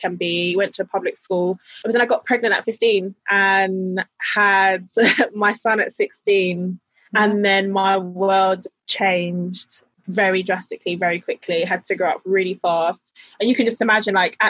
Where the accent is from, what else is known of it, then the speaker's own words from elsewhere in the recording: London, United Kingdom; Grew up in South London, born and raised